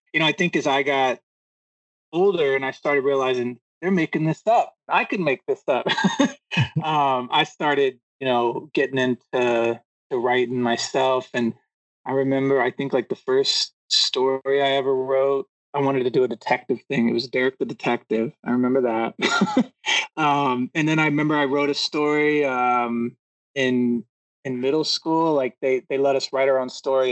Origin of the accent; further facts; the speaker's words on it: Atlanta, Georgia, United States; I grew up in the South. My family, I grew up in Georgia, in Atlanta